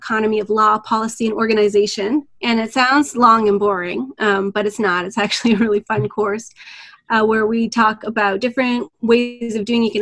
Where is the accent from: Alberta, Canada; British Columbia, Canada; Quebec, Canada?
Alberta, Canada; now in Toronto, Canada; I'm originally from Alberta